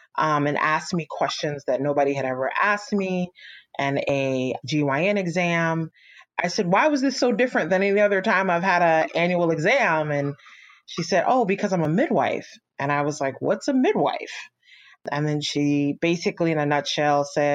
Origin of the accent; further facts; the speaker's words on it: Orange County, California, United States; I was raised in Orange County, California